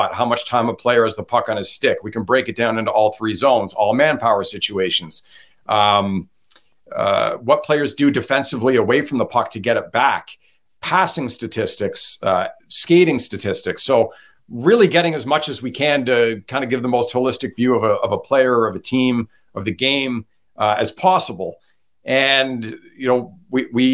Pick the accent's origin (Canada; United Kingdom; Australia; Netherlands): Canada; Ottawa, Ontario; moved away; I'm from Ottawa originally